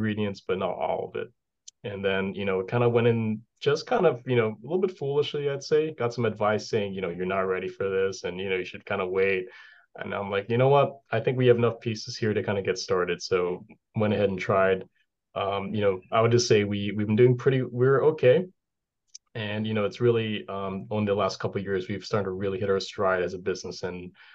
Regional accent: Hawaii, United States; moved away as an adult; also born or lived in West Coast / Boston; now in New Hampshire, United States; I'm from Hawaii. So, you know, one of those things where there's no snow

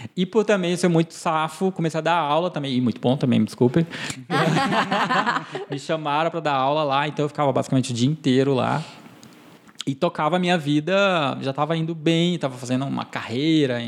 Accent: Porto Velho, Rondônia, Brazil; also born or lived in Tuntum, Maranhão, Brazil; cresci lá em Rondônia, então minha memória, enfim, toda a minha parte, memória afetiva é toda de lá

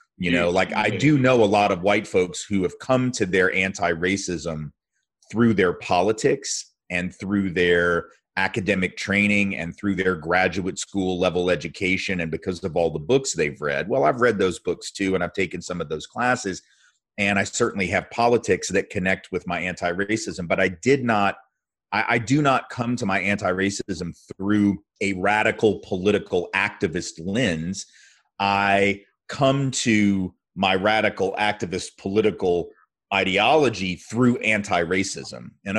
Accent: the South, United States; Growing up in the South as a Jew is obviously very different than growing up in certain other parts of the country.

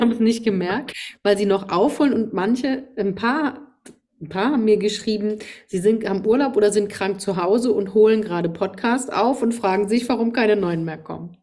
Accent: Rhineland-Palatinate, Germany; accent: Pfälzisch

